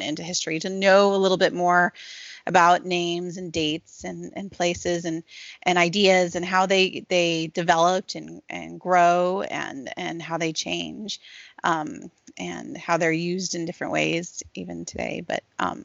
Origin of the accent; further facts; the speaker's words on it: DC, District of Columbia, United States; I grew up near the Smithsonian's in DC